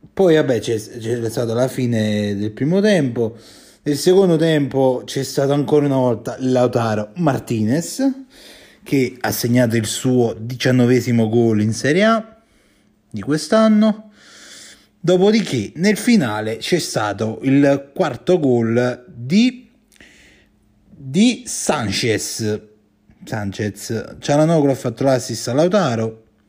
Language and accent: Italian; Campania, Italy; io sono, sono campano